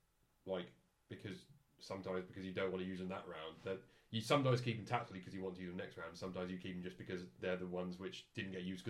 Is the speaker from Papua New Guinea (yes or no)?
no; United Kingdom; We're British, by the way.